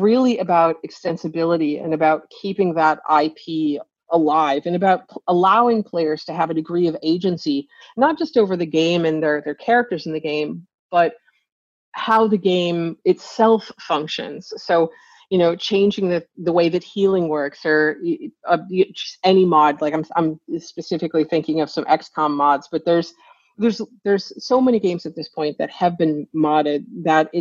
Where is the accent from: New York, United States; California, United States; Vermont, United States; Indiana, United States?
New York, United States; Northern; I grew up in Northern New York, as I've mentioned, and on the Canadian border